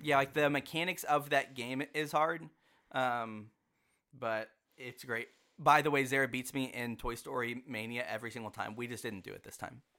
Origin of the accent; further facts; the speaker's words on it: Texas, United States; we are from Texas